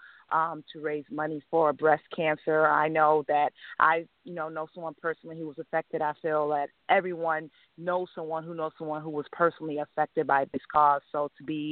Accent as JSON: {"language": "English", "town": "Buffalo", "region": "New York", "country": "United States", "moved": "as an adult", "said": "I'm originally from Buffalo, New York"}